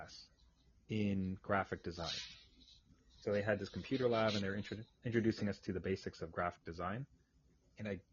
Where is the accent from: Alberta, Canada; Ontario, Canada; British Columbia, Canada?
Ontario, Canada; Ayr; now in Ottawa, Canada; I grew up in a little cow town, a place called Ayr. Spelled A-Y-R, of all places.